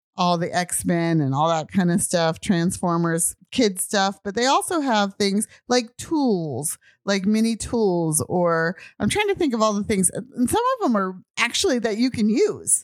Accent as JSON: {"language": "English", "country": "United States", "also_born_or_lived": "Japan", "moved": "as an adult", "said": "I'm American."}